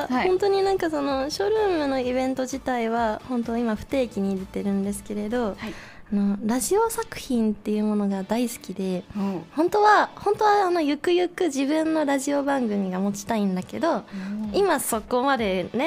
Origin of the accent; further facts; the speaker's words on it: Hokkaido, Japan; moved away as an adult; now in Tokyo, Japan; 出身は北海道で、えー、上京してこの春3年目ですね